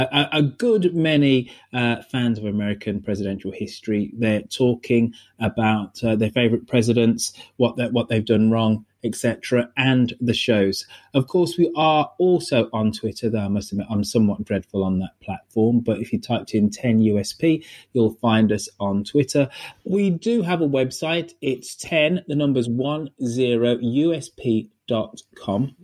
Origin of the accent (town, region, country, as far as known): United Kingdom